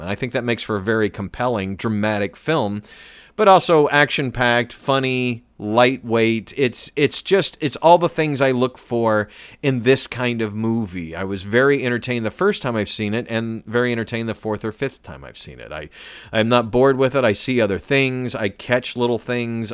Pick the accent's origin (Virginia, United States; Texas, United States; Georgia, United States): Georgia, United States; Atlanta; I was born in, born in downtown Atlanta and grew up in the suburbs